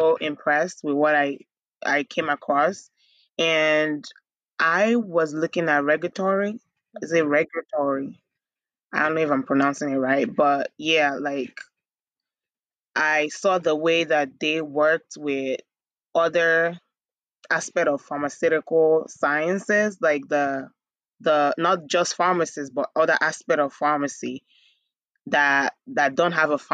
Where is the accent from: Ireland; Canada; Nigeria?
Nigeria; moved away as an adult; also born or lived in Bronx, New York, United States; now in United States; growing up in Nigeria, my dad owned a drugstore